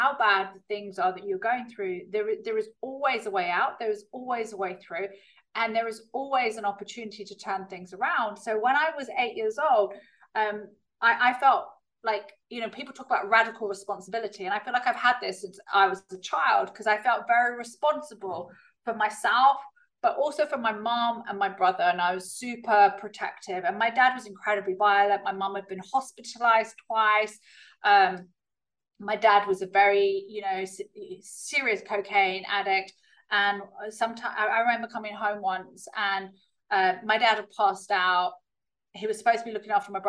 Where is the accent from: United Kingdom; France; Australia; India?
United Kingdom; accent: very British; also born or lived in California, United States; So even though I've got a very British accent, I was born in California